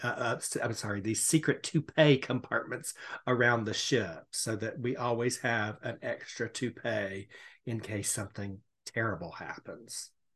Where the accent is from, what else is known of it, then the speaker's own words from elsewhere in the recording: Savannah, Georgia, United States; I am from Savannah, Georgia